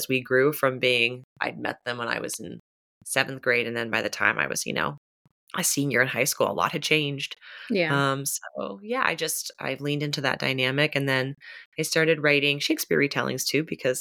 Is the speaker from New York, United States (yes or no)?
no; Pittsburgh, Pennsylvania, United States; also born or lived in St. Louis, Missouri; I am from Pittsburgh, though I spent a lot of my childhood in St. Louis, Missouri